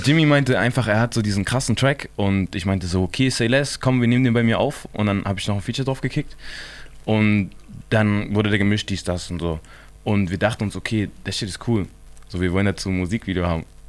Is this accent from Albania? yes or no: no; Chemnitz, Saxony, Germany; wir sind aus Chemnitz